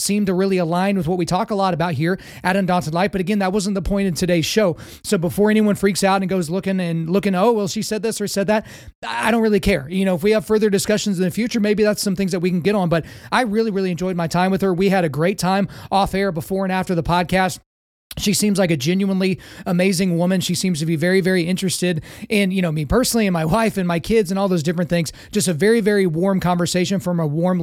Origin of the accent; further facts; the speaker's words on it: Lawton, Oklahoma, United States; I'm from Lawton, Oklahoma. I grew up in an incredibly diverse town.